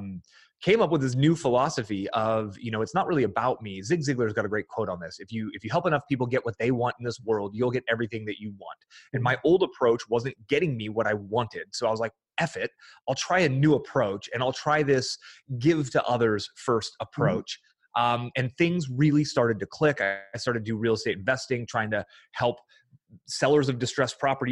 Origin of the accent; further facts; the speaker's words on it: Fremont, California, United States; I grew up in the San Francisco Bay Area